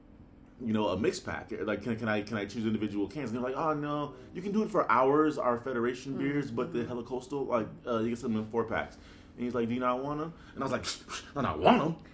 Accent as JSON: {"language": "English", "region": "West Coast", "country": "United States", "said": "we're from the West Coast"}